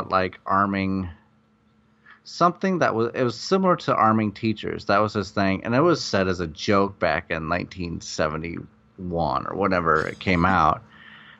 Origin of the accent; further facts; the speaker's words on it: Iowa, United States; moved away as an adult; also born or lived in Chicago; now in Los Angeles, United States; I came from Iowa, and I went to Chicago